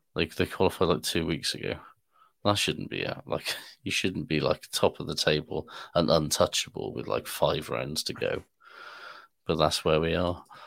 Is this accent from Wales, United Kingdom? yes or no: yes; Wales, United Kingdom; I'm from Cymru